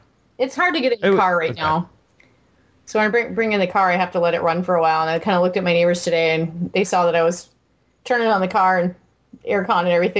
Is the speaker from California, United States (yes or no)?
no; Florida, United States; And I came from Florida in complete shock.